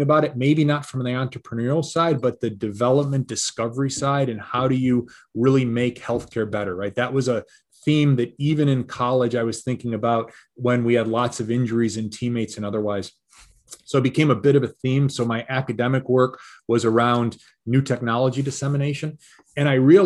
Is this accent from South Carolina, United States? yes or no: no; Detroit, Michigan, United States; I'm a Michigan guy, right? I grew up in Detroit and then in the suburbs of Detroit